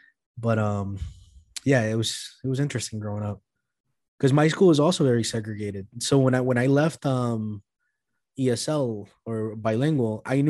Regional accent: Boston, Massachusetts, United States; first language Spanish; English is a second language; I grew up in East Boston, right? At the time when I was growing up there, it was primarily still mostly Italian.

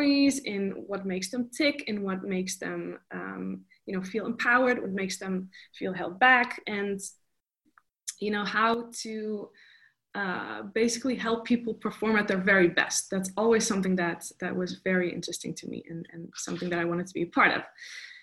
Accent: Netherlands; moved away as an adult; now in Los Angeles, United States; I'm half Costa Rican, half Dutch. I was born and raised in Holland, and then I moved to Los Angeles about 4 years ago

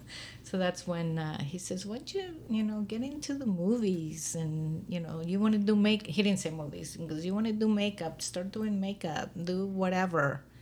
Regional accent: Mexico City, Mexico; moved away; I came from Mexico and Mexico City. And this is my first time moving away from... This is my home now, you know, so...

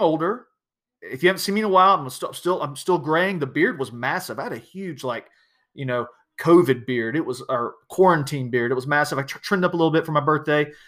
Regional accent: South Georgia, United States; I'm from South Georgia. We didn't get a lot of snow

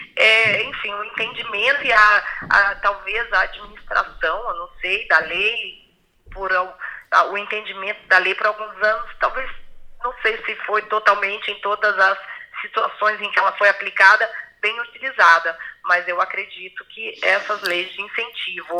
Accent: Brazil; Quando eu falo que sou brasileira

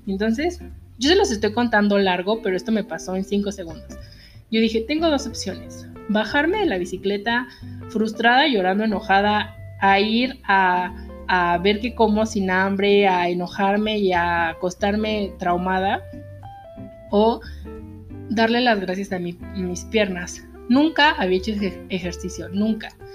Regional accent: Mexico; nosotros los mexicanos

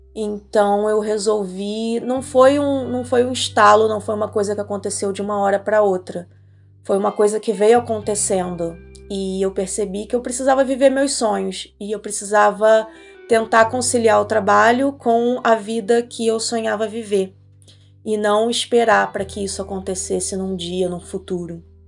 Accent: Rio de Janeiro, Brazil; moved away as an adult; now in Nova Friburgo, Brazil; Eu nasci no Rio, no Rio de Janeiro, e em 2020 eu tomei a decisão de me mudar para o interior, fugir para as montanhas, vim para Nova Friburgo

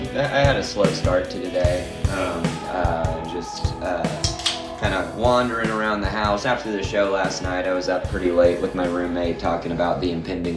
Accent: Nashville, Tennessee, United States; I'm born and raised in Nashville.

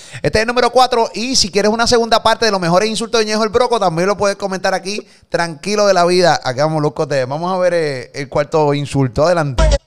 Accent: Puerto Rico; nos criaron aquí en PR

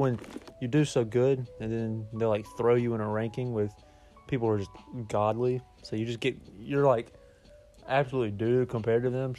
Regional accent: Alabama, United States; moved away; We're from Bama.

